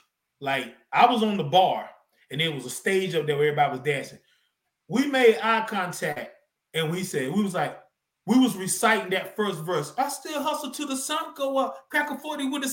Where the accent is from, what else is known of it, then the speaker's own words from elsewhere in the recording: North Carolina, United States; moved away; I'm from North Carolina originally, North Carolina.